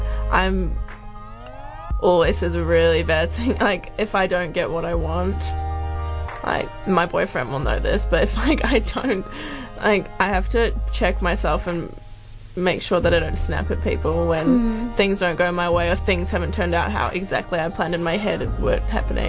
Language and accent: English; Auckland, New Zealand; born there; also born or lived in Singapore / Australia; But I've lived in Australia as well, and I was born in Auckland.